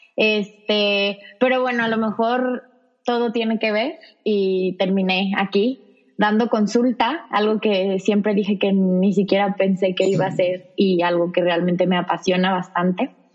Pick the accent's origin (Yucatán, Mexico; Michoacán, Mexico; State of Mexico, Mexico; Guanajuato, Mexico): Michoacán, Mexico; Zamora; also born or lived in Guadalajara; empecé en Zamora porque soy de Zamora